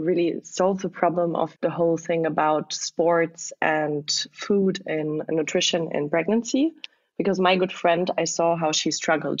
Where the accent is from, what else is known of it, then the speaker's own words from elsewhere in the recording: close to the French border, southwest Germany, Germany; moved away; also born or lived in Berlin; I'm originally from Eastern Germany, but grew up in the southwest of Germany, close to the French border